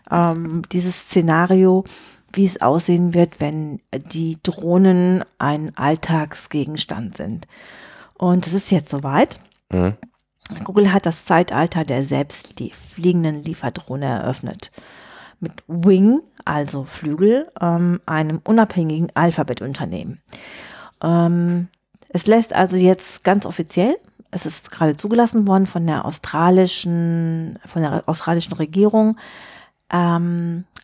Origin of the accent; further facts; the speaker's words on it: England, United Kingdom; German is a second language; Ich würde sagen, als Engländer, I'm amused.